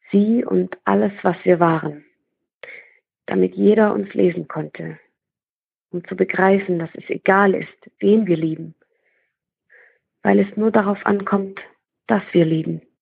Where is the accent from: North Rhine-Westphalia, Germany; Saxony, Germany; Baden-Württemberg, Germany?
Baden-Württemberg, Germany; accent: Swabian; dass ich ähm, extremes Lampenfieber hatte und äh, auch wegen meinem schwäbischen Akzent äh, mich nicht so getraut habe, vor anderen zu lesen.